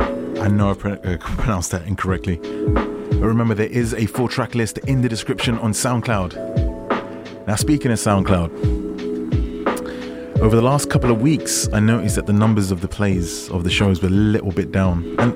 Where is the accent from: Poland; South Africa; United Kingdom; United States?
United Kingdom; I'm also British, he's working hard for New York Fashion Week.